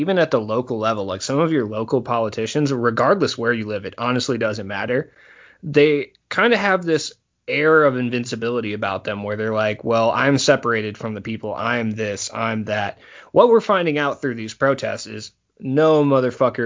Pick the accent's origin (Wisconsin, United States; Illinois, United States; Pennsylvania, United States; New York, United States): Illinois, United States; Rockford; my hometown of Rockford, Illinois